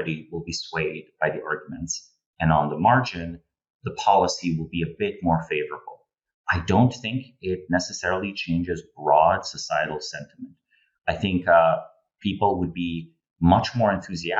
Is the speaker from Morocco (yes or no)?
no; Slovenia; moved away as an adult; now in United States; I'm originally from Slovenia, moved to the United States 2014.